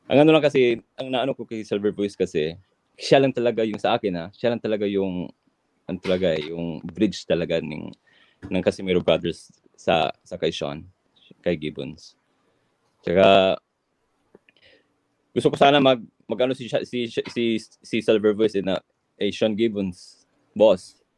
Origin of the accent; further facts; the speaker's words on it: Philippines; It, it hurts to me as a Filipino, you know?